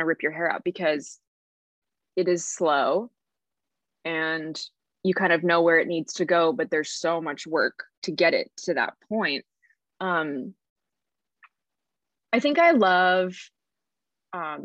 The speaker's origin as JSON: {"language": "English", "town": "Carlsbad", "region": "California", "country": "United States", "tie": "born or raised there", "moved": "as an adult", "lives_now": "Los Angeles, United States", "said": "I was raised in San Diego, in Carlsbad."}